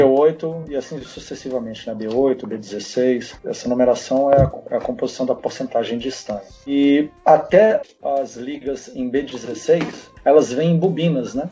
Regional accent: Brasília, Federal District, Brazil; eu sou de Brasília, né? Então, da primeira geração de Brasília, eu nasci nos anos 70, era adolescente nos anos 80

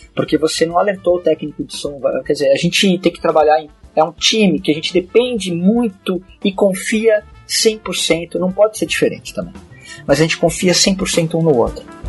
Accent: Brazil; eu sou brasileiro

